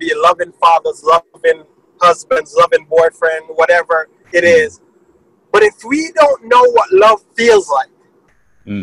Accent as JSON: {"language": "English", "country": "Jamaica", "moved": "yes", "said": "I'm from Jamaica"}